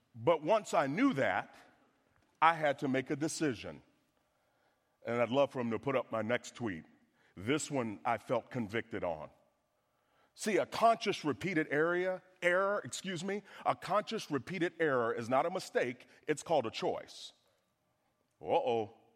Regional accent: the South, United States; I'm from the South

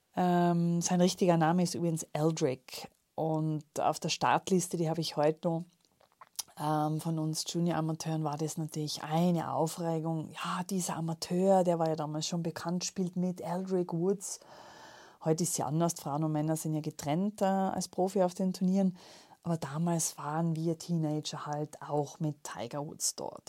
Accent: Tyrol, Austria; als gebürtige Tirolerin

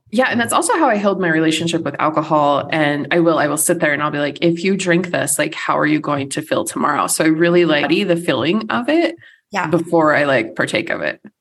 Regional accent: United States; first language English; as an American

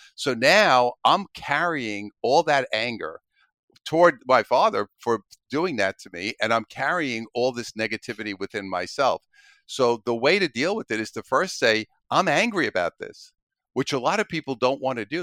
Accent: New York City, New York, United States; I'm originally from Brooklyn, New York, grew up there as a kid

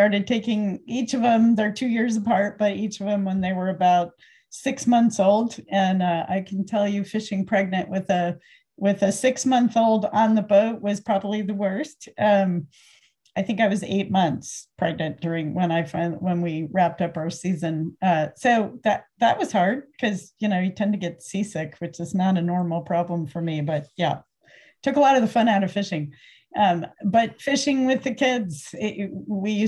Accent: Connecticut, United States; moved away as an adult; also born or lived in New Hampshire / New Haven, Connecticut; now in Sitka, United States; I grew up in Connecticut and went to college up in New Hampshire, graduate school back in New Haven

